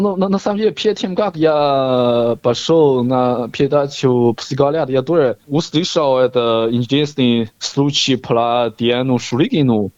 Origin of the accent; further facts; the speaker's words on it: Henan, China; Russian is a second language; moved away as an adult; also born or lived in Moscow, Russia; now in Australia; Я сам э, Шаолин Хлан, это Хэнан провинция